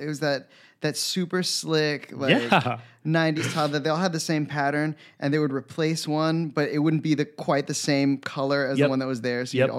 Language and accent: English; Florida, United States; also born or lived in Bronx; now in New York City, United States; So I was born in the Bronx, but we moved there to my neighborhood that I grew up in when I was 8. So I was there from 8 to 25. So I rep Florida, like that's where I'm